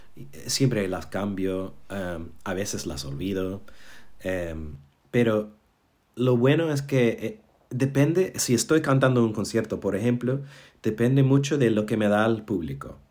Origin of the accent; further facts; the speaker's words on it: New York, United States; Spanish is a second language; moved away as an adult; also born or lived in Berlin / London; now in Málaga, Spain; así es como crecí en Nueva York